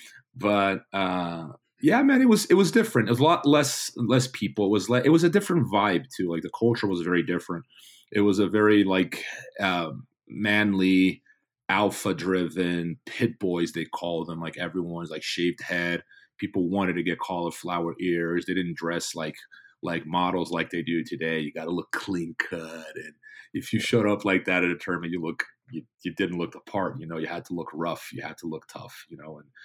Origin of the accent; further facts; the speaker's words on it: São Paulo, Brazil; I grew up in São Paulo or outside of São Paulo